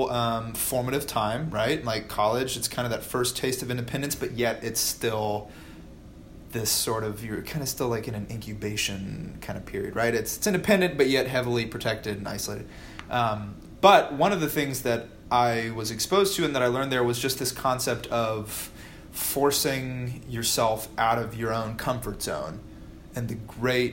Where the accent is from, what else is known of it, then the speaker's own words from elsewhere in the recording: Noblesville, Indiana, United States; I grew up in Noblesville, so not where Fishers, right, not far from here.